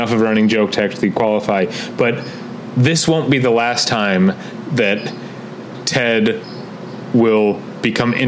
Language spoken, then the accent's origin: English; Midwest, United States; I'm from the Midwest